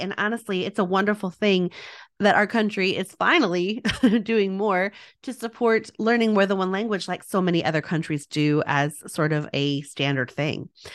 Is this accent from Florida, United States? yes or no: no; El Paso, Texas, United States; I am from El Paso, Texas